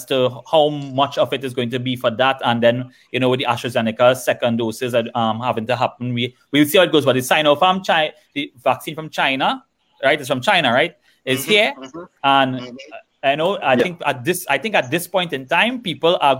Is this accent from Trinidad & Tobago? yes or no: yes; Trinidad & Tobago; as a Trinidadian